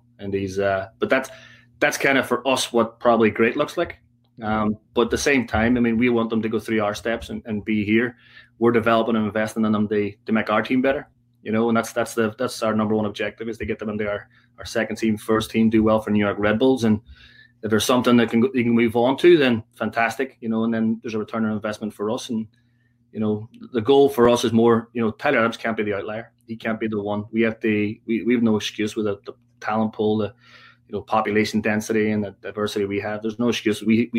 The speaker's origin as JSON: {"language": "English", "country": "Ireland", "said": "I mean, you know, we're Irish."}